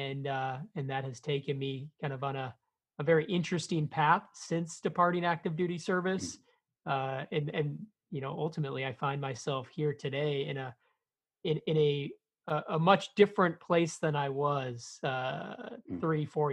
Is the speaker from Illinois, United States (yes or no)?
yes; Chicago, Illinois, United States; I'm from Chicago, Illinois. I grew up in a blue-collar neighborhood on the south side of the city